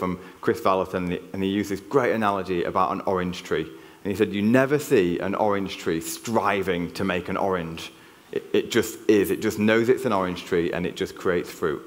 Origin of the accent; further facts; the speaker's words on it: Yorkshire and the Humber, United Kingdom; accent: Yorkshire; now in Cheltenham, United Kingdom; I cannot hide my Yorkshire accent. You can take the lad out of Yorkshire, but you can't take the Yorkshire out of the lad